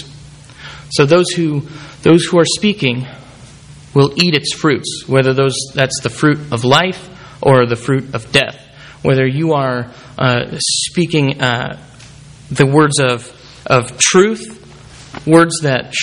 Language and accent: English; Bakersfield, California, United States; moved away; Kern County is my home county. I'm from Bakersfield